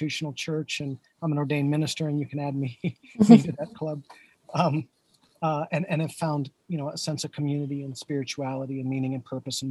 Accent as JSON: {"language": "English", "town": "Paradise", "region": "Indiana", "country": "United States", "tie": "born or raised there", "also_born_or_lived": "Miami", "moved": "as an adult", "said": "I grew up on the Indiana-Kentucky border in a small town called Paradise"}